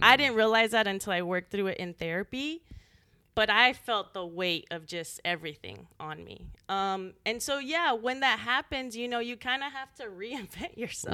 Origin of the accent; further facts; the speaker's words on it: El Paso, Texas, United States; moved away as an adult; also born or lived in San Antonio; now in Austin, United States; I'm from El Paso, on the border.